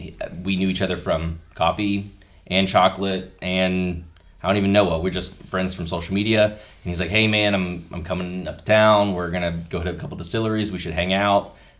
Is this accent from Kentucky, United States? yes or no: yes; Louisville, Kentucky, United States; moved away as an adult; also born or lived in Cincinnati, Ohio / Dallas, Texas; I'm from Louisville, was in Cincinnati area for about 11 years. We did some job hopping stuff, so I was down in Dallas for a while, relocated back to Louisville.